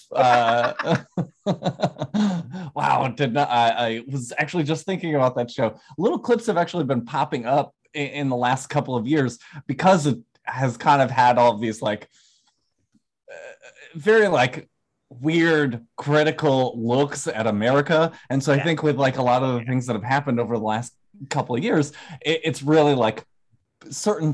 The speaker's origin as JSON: {"language": "English", "town": "Herkimer", "region": "New York", "country": "United States", "tie": "born or raised there", "also_born_or_lived": "Oneonta, New York / Westchester, New York", "said": "I grew up in Herkimer, New York, so not too far from Utica"}